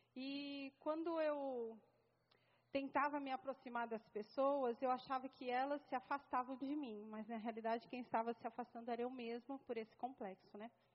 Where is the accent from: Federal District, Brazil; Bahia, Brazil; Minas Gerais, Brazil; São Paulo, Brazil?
São Paulo, Brazil; moved away as an adult; vim para cá, eu sou paulista, né? Estou aqui há cinco anos